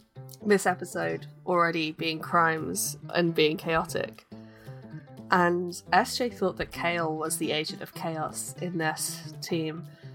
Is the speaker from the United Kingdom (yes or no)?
yes; United Kingdom; accent: British; when I try and do Uwu in my British accent, I just go Cockney.